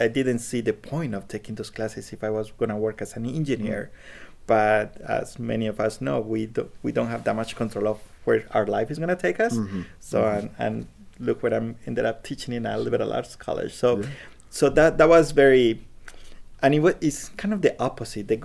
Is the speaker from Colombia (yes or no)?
yes; Colombia; English is a second language; now in United States; when I was in Colombia. Mm-hmm. That I didn't speak any English, but when I moved to the US